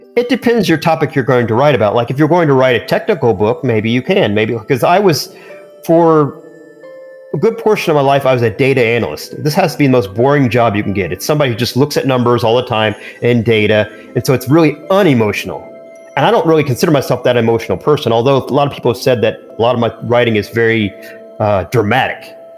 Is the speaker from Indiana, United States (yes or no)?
yes; Indiana, United States; I'm growing up in Indiana and living in Indiana originally